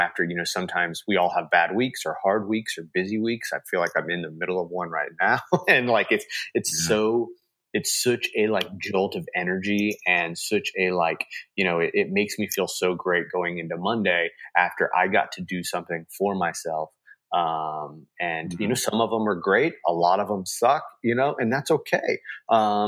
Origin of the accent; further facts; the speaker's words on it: Kansas City, Missouri, United States; I'm from Kansas City